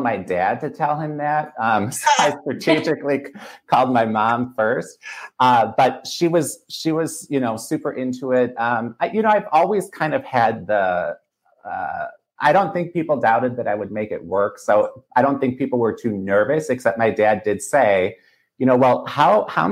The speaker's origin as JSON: {"language": "English", "town": "Milwaukee", "region": "Wisconsin", "country": "United States", "tie": "born or raised there", "said": "when I grew up in Milwaukee, which is where I currently live"}